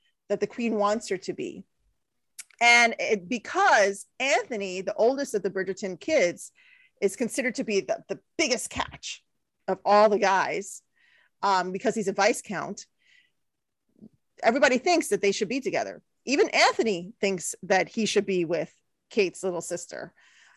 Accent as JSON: {"language": "English", "country": "India", "said": "I know I'm Indian. I'm putting my Indian culture to shame"}